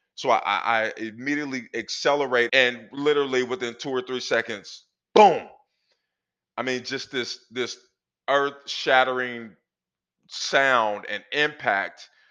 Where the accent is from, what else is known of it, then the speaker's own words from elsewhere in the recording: Portland, Oregon, United States; I grew up in Northeast Portland in the 80s